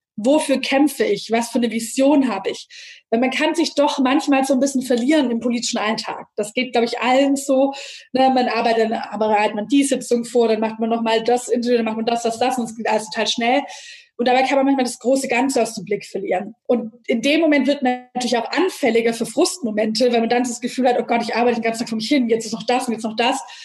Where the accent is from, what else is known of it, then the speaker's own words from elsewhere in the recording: Nürtingen, Baden-Württemberg, Germany; ich bin in Nürtingen aufgewachsen